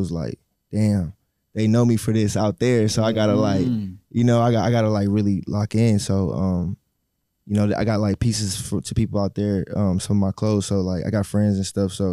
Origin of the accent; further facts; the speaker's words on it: Houston, Texas, United States; also born or lived in Hawaii; I'm originally from Houston, but my family's from Hawaii, so I'm back and forth. I used to live in Hawaii too when I was small